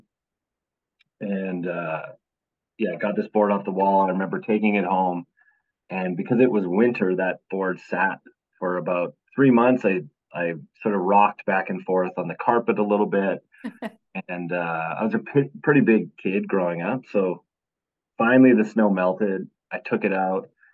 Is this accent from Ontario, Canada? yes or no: no; Alberta, Canada; I'm born and raised up in Alberta, Canada